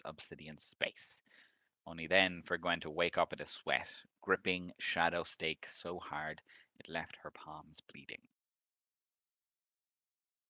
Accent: Ireland; we're Irish

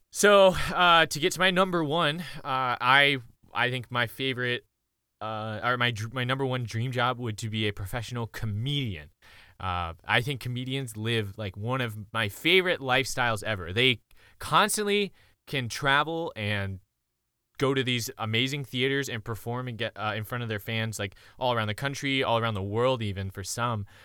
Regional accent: Columbia, South Carolina, United States; moved away; also born or lived in Oklahoma; I'm from Columbia, South Carolina.

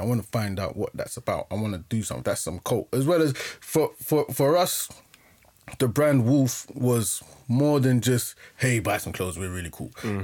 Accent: London, United Kingdom; we grew up in Acton, Shepherd's Bush

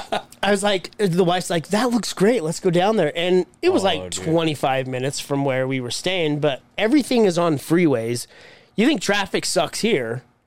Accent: Utah, United States; we're from Utah.

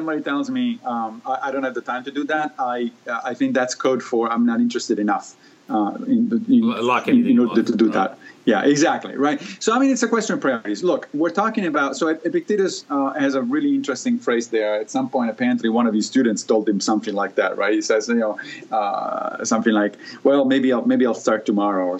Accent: Rome, Lazio, Italy; moved away; I grew up in Italy, in Rome

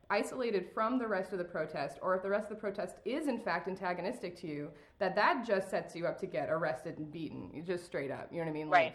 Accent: Oregon, United States; now in Tennessee, United States; I'm from Oregon

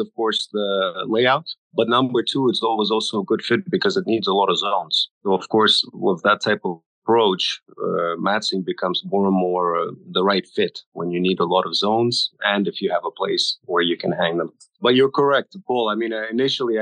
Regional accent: Singapore; now in United States; I grew up in Singapore, as did my family

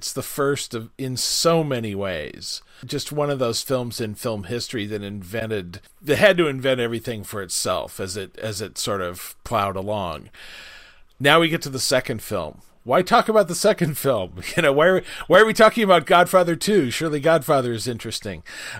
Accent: Wichita, Kansas, United States; I moved back to my hometown of Wichita, Kansas.

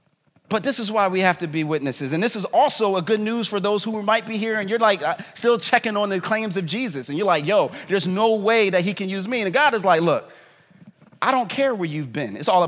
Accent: Philadelphia, Pennsylvania, United States; I'm from North Philly.

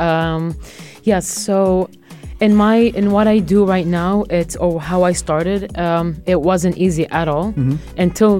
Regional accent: Jerusalem, Palestine; I'm from Jerusalem

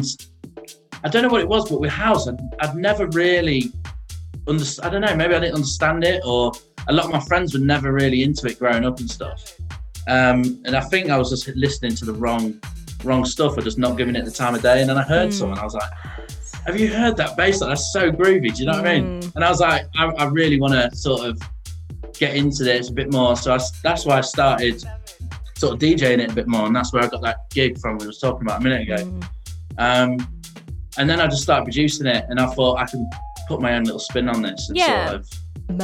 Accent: Lincolnshire, East Midlands, United Kingdom; moved away; also born or lived in Bristol; I'm from Lincolnshire, and that's like a Yellow Belly

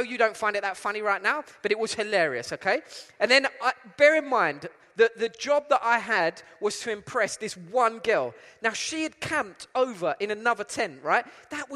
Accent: London, United Kingdom; accent: East London; moved away as an adult; also born or lived in Essex; now in Cape Town, South Africa; my accent is from East London. I'm originally from East London.

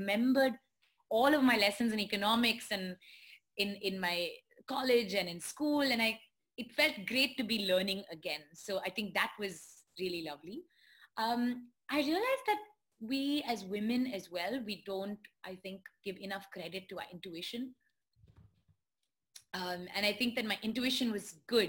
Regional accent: India; being Indian. I don't know whether it's being an Indian woman

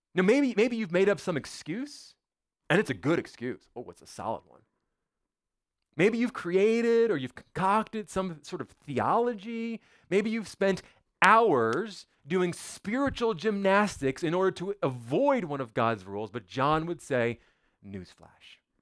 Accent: United States; I was born in America, which means I'm an American

